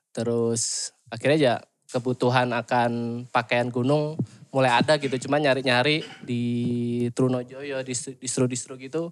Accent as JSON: {"language": "Indonesian", "town": "Surabaya", "region": "East Java", "country": "Indonesia", "moved": "as an adult", "lives_now": "Bandung, Indonesia", "said": "Aslinya dari Surabaya"}